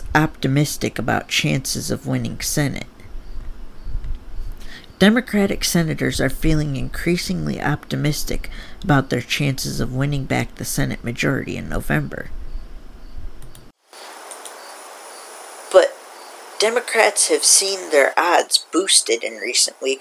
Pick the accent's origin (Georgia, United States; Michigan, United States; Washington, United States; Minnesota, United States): Michigan, United States; I'm from Michigan